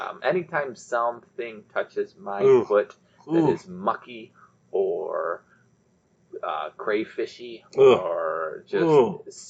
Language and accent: English; Warren, Michigan, United States; I grew up in Warren.